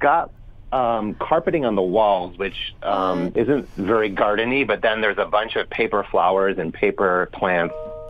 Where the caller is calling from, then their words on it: San Francisco, California, United States; From San Francisco, California.